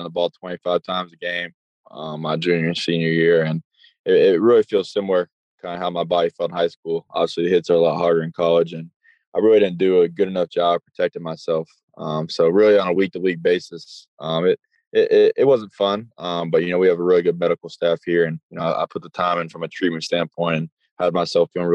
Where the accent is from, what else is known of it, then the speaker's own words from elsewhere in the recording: Charlotte, North Carolina, United States; back in my hometown